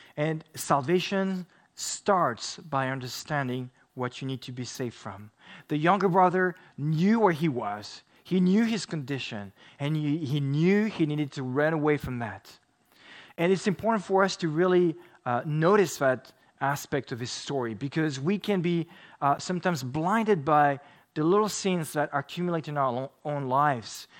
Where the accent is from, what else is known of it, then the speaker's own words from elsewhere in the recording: France; moved away; I grew up in France